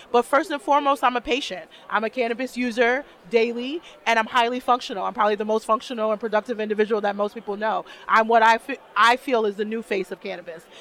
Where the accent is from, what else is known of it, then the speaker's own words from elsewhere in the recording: New York City, New York, United States; moved away as an adult; also born or lived in New Jersey / Arizona / San Diego, California; now in Buffalo, United States; I'm from Brooklyn, so I'm a New York girl. I'm Brooklyn born